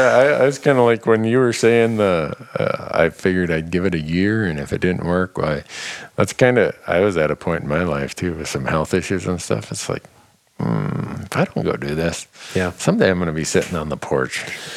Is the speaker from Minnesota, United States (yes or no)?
yes; Minnesota, United States; Where I grew up in Minnesota